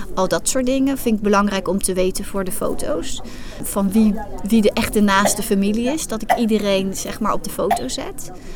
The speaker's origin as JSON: {"language": "Dutch", "town": "Hoogvliet", "region": "South Holland", "country": "Netherlands", "said": "Ik kom uit Hoogvliet. Daar heb ik een fotostudio."}